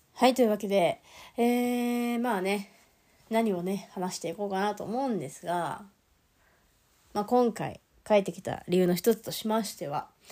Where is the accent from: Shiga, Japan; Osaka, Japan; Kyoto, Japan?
Shiga, Japan; Hino; moved away; 私日野町出身